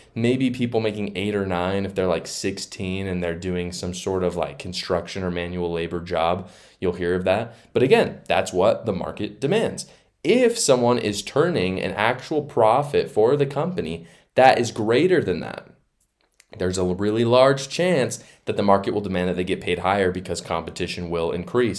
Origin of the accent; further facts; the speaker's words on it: Utah, United States; in my home state of Utah